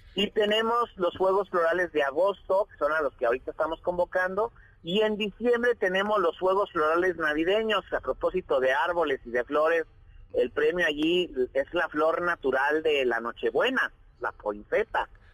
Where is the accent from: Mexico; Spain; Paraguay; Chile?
Mexico; Jalpa, Zacatecas; also born or lived in Fresnillo, Zacatecas; yo nací en Jalpa